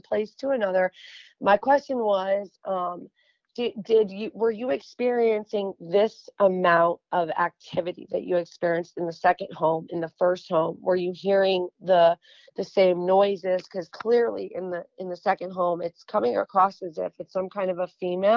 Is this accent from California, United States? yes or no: no; New York, United States; moved away; also born or lived in the South (US); I'm from New York, but I'm living down here in the South